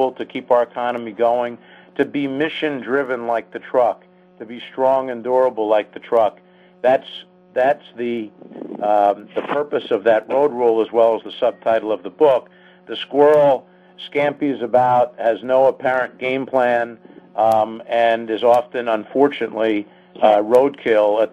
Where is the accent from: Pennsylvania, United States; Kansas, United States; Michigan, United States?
Pennsylvania, United States; Philadelphia; now in Washington, D.C., United States; growing up in Philadelphia and living in D.C.